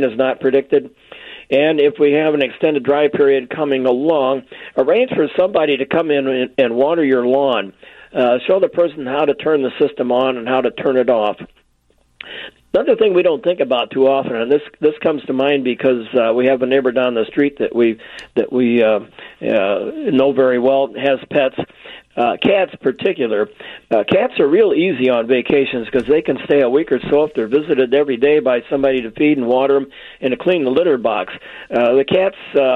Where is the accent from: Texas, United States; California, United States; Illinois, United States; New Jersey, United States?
Illinois, United States; Chicago; when I was a kid, I grew up here in Chicago 75 years ago